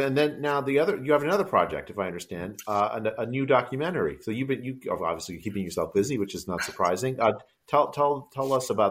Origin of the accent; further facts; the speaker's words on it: United States; accent: American; When I speak Bengali, my cousins all laugh at my American accent that I have.